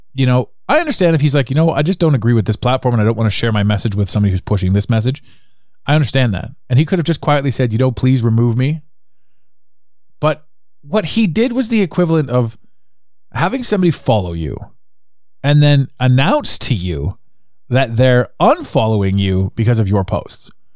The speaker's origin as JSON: {"language": "English", "country": "Canada", "tie": "born or raised there", "said": "as a Canadian, we grew up"}